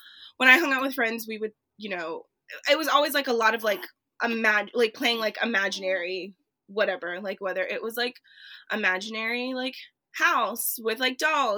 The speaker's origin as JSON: {"language": "English", "town": "Charleston", "region": "South Carolina", "country": "United States", "tie": "born or raised there", "also_born_or_lived": "Columbia, South Carolina", "said": "Charleston, which is my hometown. It's where I grew up"}